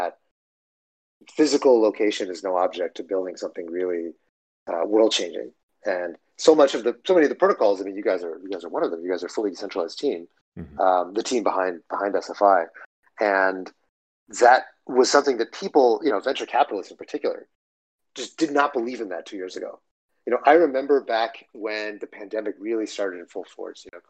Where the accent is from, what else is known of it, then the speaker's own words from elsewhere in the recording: Dripping Springs, Texas, United States; I grew up in Texas, in a small town. Most of my upbringing was in a small town called Dripping Springs